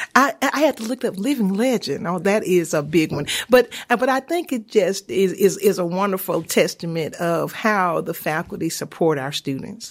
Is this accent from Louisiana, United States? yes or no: yes; Homer, Louisiana, United States; moved away; also born or lived in Auburn; I'm from Homer, Louisiana, a small town